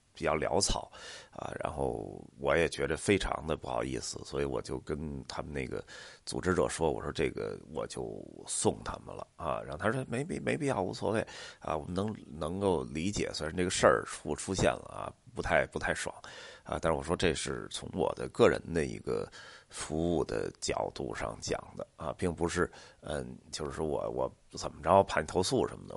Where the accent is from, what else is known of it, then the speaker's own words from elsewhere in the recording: Beijing, China; 像咱们北京人啊